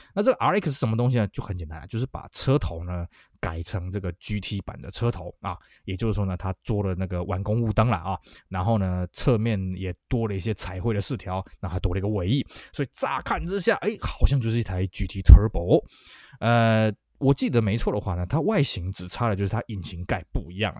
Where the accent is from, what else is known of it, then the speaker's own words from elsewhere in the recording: Taiwan; 那我们台湾这边呢